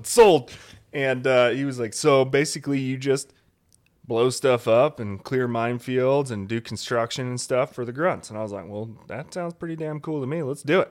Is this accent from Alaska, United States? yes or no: yes; Alaska, United States; moved away as an adult; I grew up in Alaska